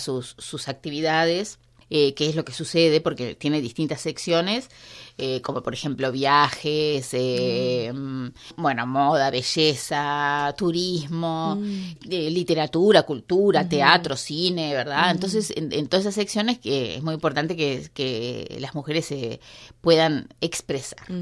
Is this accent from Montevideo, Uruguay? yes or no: yes; Montevideo, Uruguay; moved away as an adult; now in Beijing, China; nosotros venimos de Montevideo